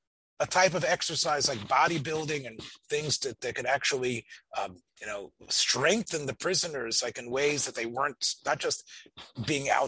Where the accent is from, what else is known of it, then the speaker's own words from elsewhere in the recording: Memphis, Tennessee, United States; I was growing up in Memphis, Tennessee